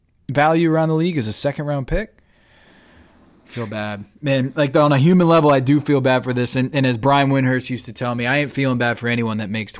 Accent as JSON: {"language": "English", "town": "Charlotte", "region": "North Carolina", "country": "United States", "tie": "born or raised there", "said": "That was my hometown."}